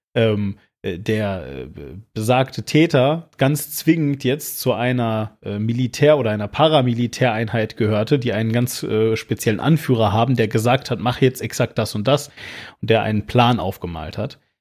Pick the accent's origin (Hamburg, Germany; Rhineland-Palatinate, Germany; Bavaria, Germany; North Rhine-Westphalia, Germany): North Rhine-Westphalia, Germany; Hagen; moved away as an adult; also born or lived in Düsseldorf; now in Switzerland; in meiner Heimat, wo ich herkomme, aus, aus Hagen